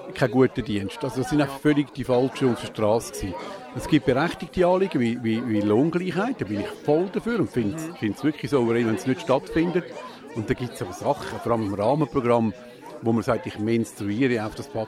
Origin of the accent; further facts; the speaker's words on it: Glarus, Switzerland; Und ich bin ursprünglich im, im Glarus aufgewachsen, in einem ähnlichen Kanton.